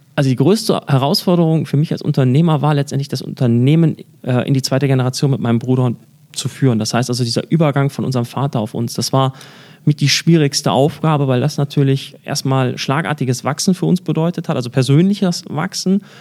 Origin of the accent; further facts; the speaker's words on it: Germany; bei uns in Deutschland